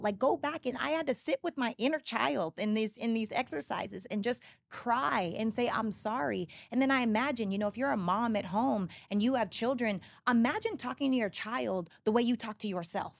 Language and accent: English; Canadian Prairies, Canada; now in United States; I'm from Canada, right? And I'm up from Little, Little House on the Prairie, Canada. So, I was the only black girl in every grade.